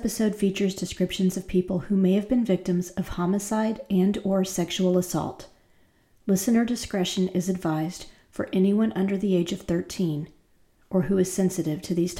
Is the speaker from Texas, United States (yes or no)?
no; North Carolina, United States; born or raised there